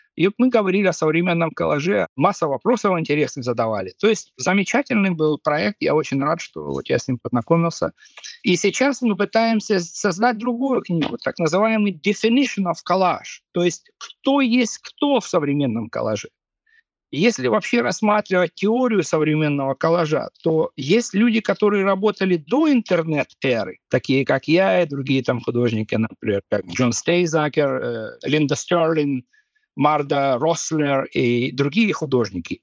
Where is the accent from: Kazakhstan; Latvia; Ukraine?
Ukraine; Kharkiv, Kharkiv Oblast; moved away as an adult; now in Viborg, Denmark; я вырос в Харькове.